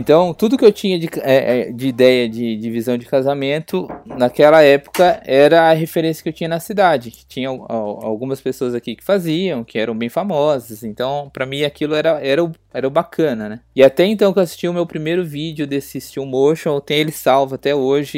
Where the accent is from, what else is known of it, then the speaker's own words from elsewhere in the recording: Bragança Paulista, São Paulo, Brazil; sou de Bragança Paulista, interior de São Paulo